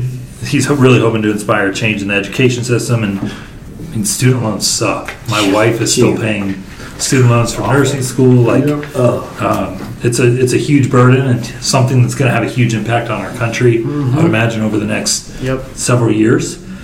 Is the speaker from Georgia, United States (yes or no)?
yes; Atlanta, Georgia, United States; my hometown of Atlanta, Georgia.